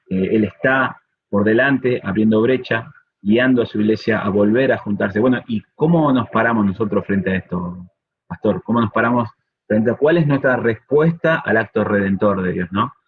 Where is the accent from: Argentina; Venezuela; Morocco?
Argentina; Somos dos argentinos acá